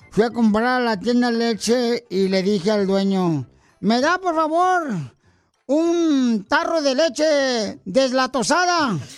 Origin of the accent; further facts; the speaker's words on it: Hidalgo, Mexico; now in United States; Porque aquí venimos de Hidalgo